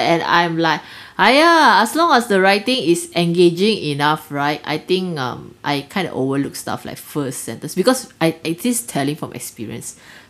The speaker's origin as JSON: {"language": "English", "country": "Malaysia"}